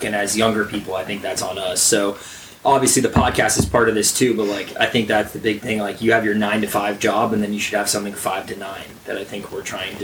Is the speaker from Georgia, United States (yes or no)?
yes; Atlanta, Georgia, United States; growing up in the Atlanta area